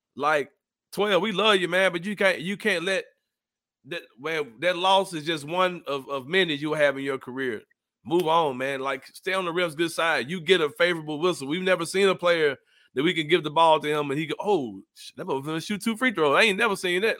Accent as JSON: {"language": "English", "town": "Memphis", "region": "Tennessee", "country": "United States", "said": "We come from Memphis"}